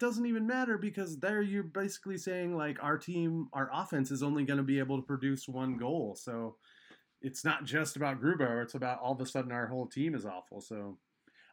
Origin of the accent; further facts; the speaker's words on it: Colorado, United States; now in Seattle, United States; I'm originally from Colorado